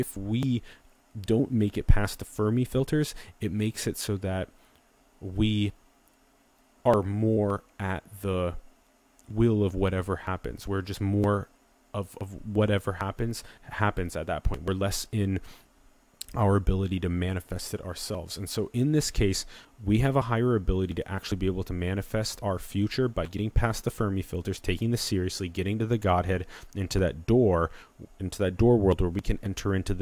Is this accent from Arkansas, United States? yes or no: no; Sioux Falls, South Dakota, United States; moved away; I took 10 months back in my hometown in Sioux Falls, South Dakota